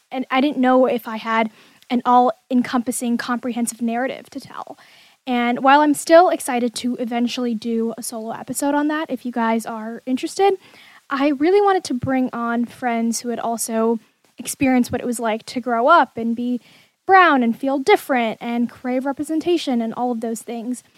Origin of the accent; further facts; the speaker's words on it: Bay Area, California, United States; I grew up in California, the Bay Area to be exact